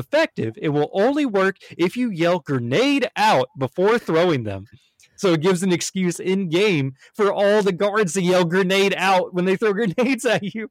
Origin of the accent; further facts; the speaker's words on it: United States; As an American, I am very politically charged